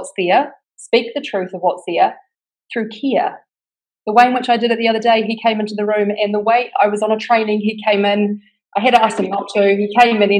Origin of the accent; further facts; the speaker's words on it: New Zealand; accent: New Zealand; now in Bali, Indonesia; Right now I'm in Bali, but I'm from New Zealand.